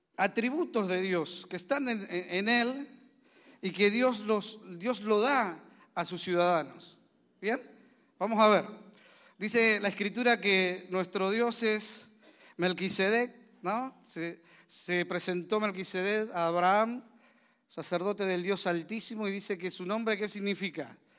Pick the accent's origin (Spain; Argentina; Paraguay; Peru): Argentina; also born or lived in Zárate; somos argentinos, vivimos en Zárate